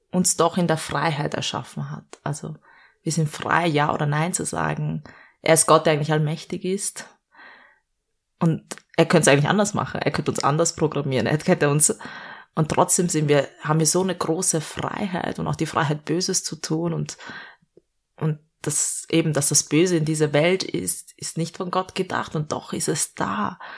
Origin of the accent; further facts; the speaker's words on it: Vienna, Austria; Ich bin eigentlich Städterin, ich bin in Wien geboren und aufgewachsen.